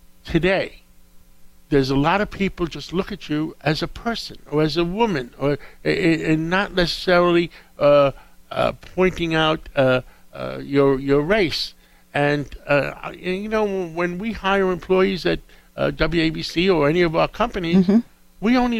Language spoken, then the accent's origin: English; New York City, New York, United States; You know, I grew up in Harlem